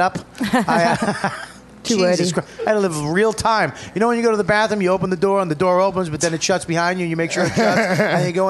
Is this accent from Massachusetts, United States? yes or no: yes; Boston, Massachusetts, United States; moved away as an adult; now in New York, United States; But I say I'm from Boston, even though I've been in New York for 15 years.